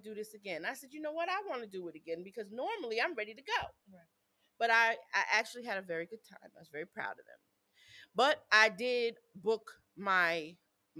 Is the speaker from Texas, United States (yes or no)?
no; upstate New York, United States; I'm from New York